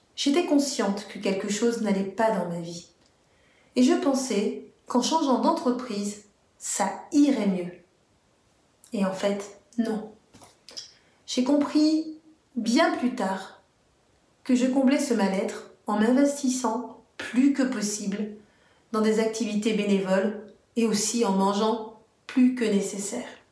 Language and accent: French; Martinique; je suis martiniquaise